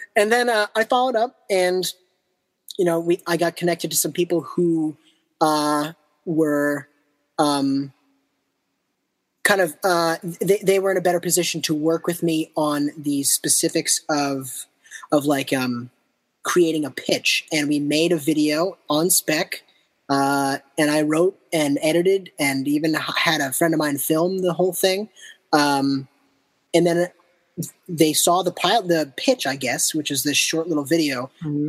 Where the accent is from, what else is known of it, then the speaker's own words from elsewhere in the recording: outside of Boston, Massachusetts, United States; also born or lived in Japan; now in Brooklyn, United States; I grew up outside of Boston